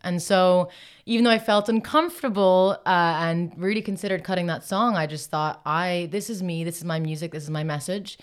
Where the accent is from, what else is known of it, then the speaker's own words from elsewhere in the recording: Ireland; moved away as an adult; also born or lived in Los Angeles, United States; grew up mostly in Ireland